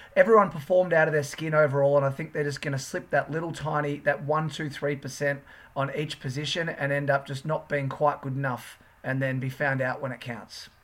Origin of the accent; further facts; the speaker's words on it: Sydney, New South Wales, Australia; We're from the Northern Beaches